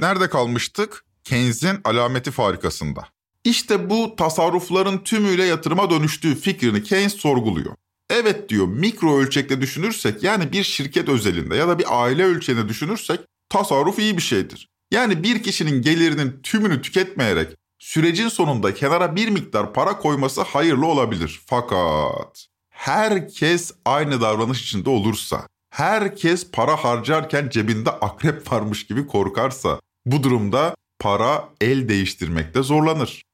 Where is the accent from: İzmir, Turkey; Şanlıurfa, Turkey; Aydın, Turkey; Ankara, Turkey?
İzmir, Turkey; Ben İzmir'de büyüdüm